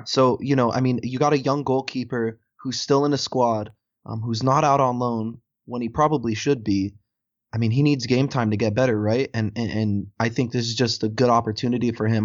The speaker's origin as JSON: {"language": "English", "country": "United States", "said": "As an American"}